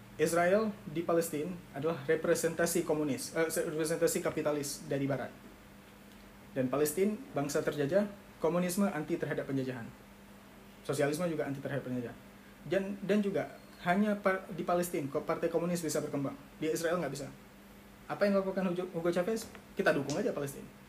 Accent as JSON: {"language": "Indonesian", "region": "Aceh", "country": "Indonesia", "said": "kita orang Aceh"}